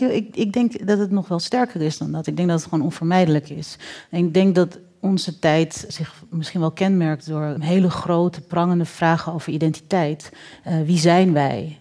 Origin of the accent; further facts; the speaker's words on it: Netherlands; wij als Nederlanders